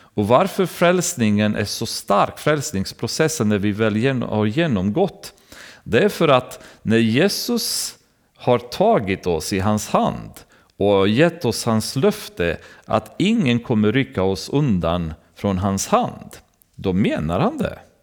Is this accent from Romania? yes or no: yes; Romania; now in Sweden; när man kommer från Rumänien, där jag kommer ifrån